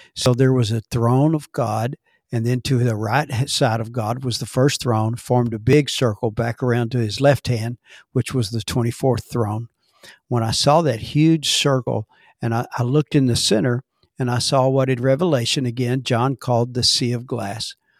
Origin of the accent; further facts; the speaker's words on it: Dallas, Texas, United States; I was born in Dallas, Texas, and, uh, raised by parents that were in the ministry